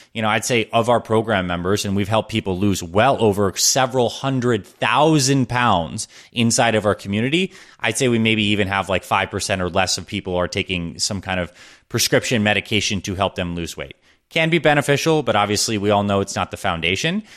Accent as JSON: {"language": "English", "town": "Syracuse", "region": "New York", "country": "United States", "tie": "born or raised there", "said": "I was born in Syracuse, New York"}